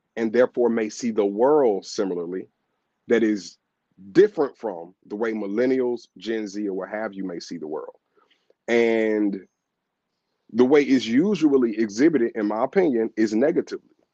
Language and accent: English; Atlanta, Georgia, United States; I'm born and raised here in Atlanta